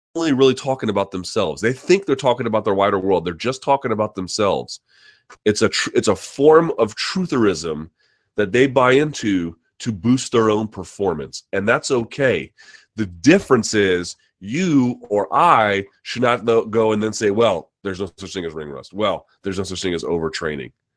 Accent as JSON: {"language": "English", "region": "South Georgia", "country": "United States", "tie": "born or raised there", "moved": "yes", "said": "I grew up in the South of Georgia."}